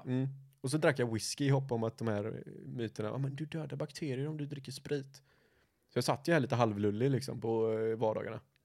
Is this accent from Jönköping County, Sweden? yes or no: no; Gothenburg, Västra Götaland, Sweden; vi är ju göteborgare